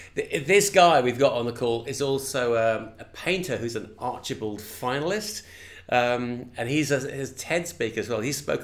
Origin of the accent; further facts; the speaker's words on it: London, United Kingdom; accent: English; now in Australia; Well, for listeners … I'm the one with the English accent. So maybe that's one way of helping people understand the difference between Paul from Queensland and me from originally from the UK.